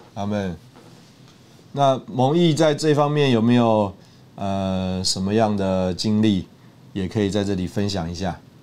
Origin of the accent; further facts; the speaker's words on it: Taiwan; also born or lived in Russia; 那大概我是一个台湾人吧